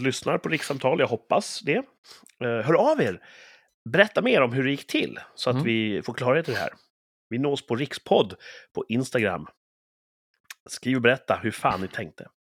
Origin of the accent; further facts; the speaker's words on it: Sweden; jag är så typiskt svensk